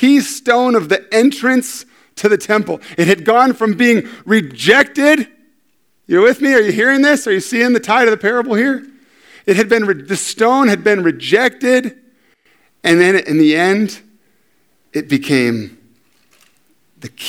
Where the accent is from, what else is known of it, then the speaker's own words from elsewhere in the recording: San Diego, California, United States; I'm from San Diego